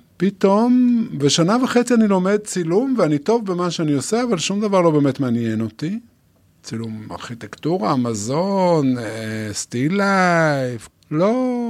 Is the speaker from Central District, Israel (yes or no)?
no; Yotvata, Southern District, Israel; אני קיבוצניק, נולדתי ביוטבתה